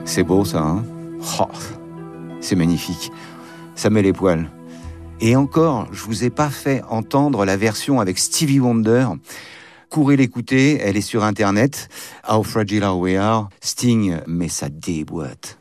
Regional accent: Brest, Brittany, France; born or raised there

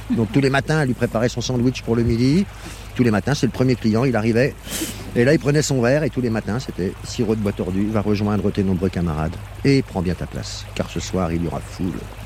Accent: Nevers, Bourgogne-Franche-Comté, France; also born or lived in Le Guétin; je suis né à Nevers et j'ai grandi

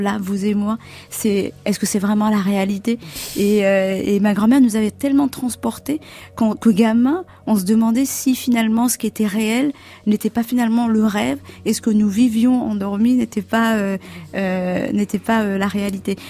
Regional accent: Comoros; moved away; je suis née aux Comores

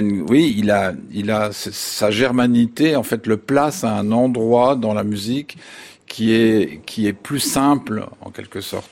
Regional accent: France; chez nous en France

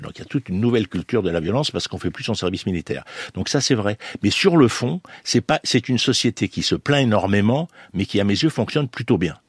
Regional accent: Marseille, Provence-Alpes-Côte d'Azur, France; je suis Marseillais

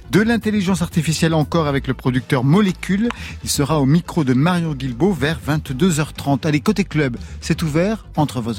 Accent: Belgium; Je suis belge.

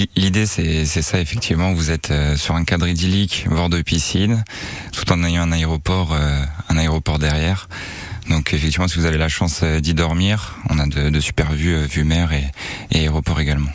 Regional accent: Strasbourg, Grand Est, France; also born or lived in Seine-et-Marne; now in Nice, France; je suis natif de, Strasbourg

